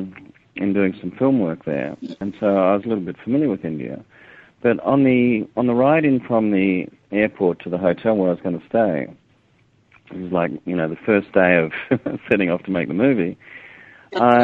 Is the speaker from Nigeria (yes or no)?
no; Australia; I'm a filmmaker from Australia.